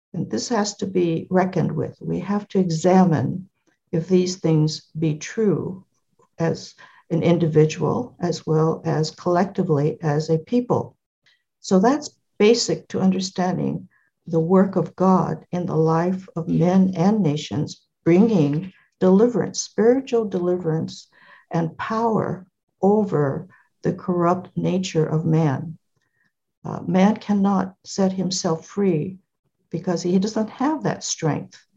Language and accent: English; California, United States; I was born in California